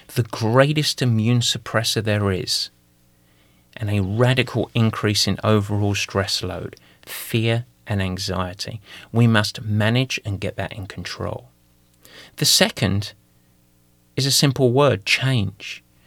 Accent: London, United Kingdom; accent: East London (Cockney); moved away; I'm gonna go to my native tongue. I'm gonna go back to a little bit of East London for this

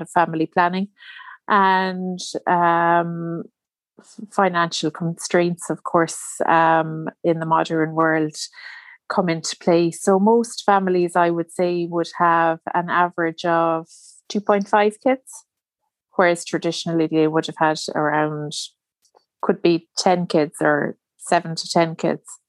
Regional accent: Ireland; I'm Irish, so, and I live in Ireland

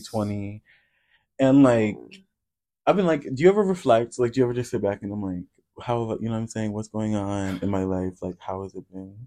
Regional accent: Iowa, United States; now in Chicago, United States; growing up in Iowa

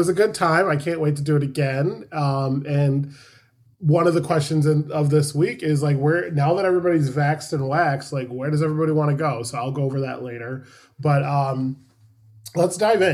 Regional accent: New York, United States; I'm from New York

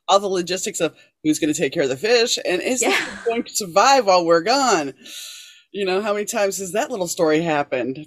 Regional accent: New Orleans, Louisiana, United States; moved away; also born or lived in Shreveport, Louisiana; I grew up in New Orleans, and I moved to Shreveport, which is in the northern corner of it

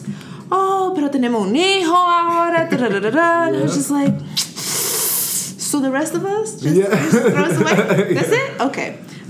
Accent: New Jersey, United States; also born or lived in Washington Heights, New York City; So actually, I grew up in New Jersey. I was born in the Heights, and when I was like 6, 5-ish, we moved into New Jersey, and I've lived most of my life there.

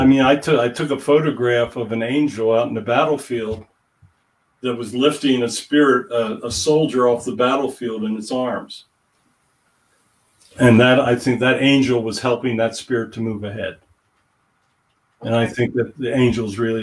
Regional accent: Hershey, Pennsylvania, United States; I was born in Hershey, which is like 30 miles from Gettysburg

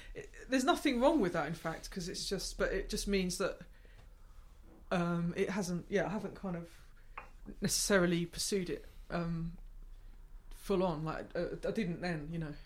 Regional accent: Gravesend, South East England, United Kingdom; I grew up in Gravesend, so it's like twenty miles

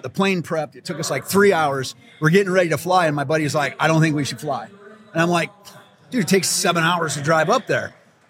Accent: Alaska, United States; born or raised there

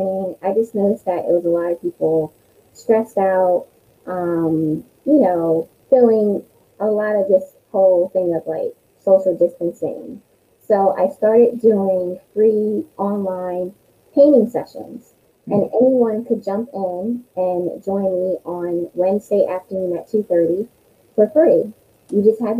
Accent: Wilmington, Delaware, United States; I'm from Delaware, born and raised in Wilmington.

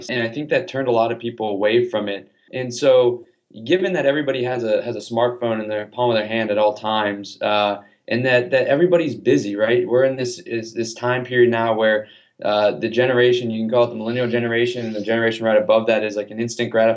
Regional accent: Atlanta, Georgia, United States; I grew up in Atlanta.

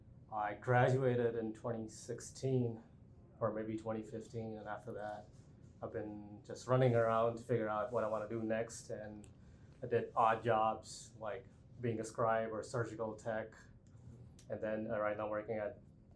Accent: India; moved away; I come from India and like it's really, you know, like it's a poor background

